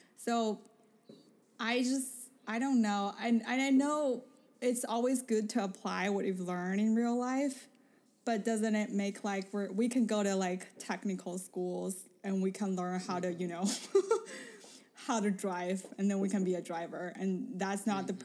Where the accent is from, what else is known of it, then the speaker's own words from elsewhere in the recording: Beijing, China; moved away; I came from Beijing